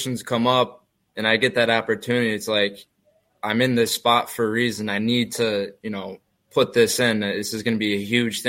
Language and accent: English; Rochester, New York, United States; growing up in the Rochester area